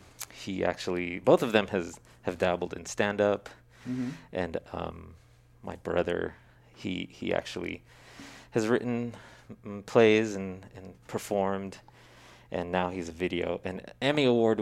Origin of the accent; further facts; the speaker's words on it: Stockton, California, United States; also born or lived in San Francisco / Treasure Island; I grew up primarily in Stockton, but yeah, spent my early childhood on Treasure Island when it was a Navy base.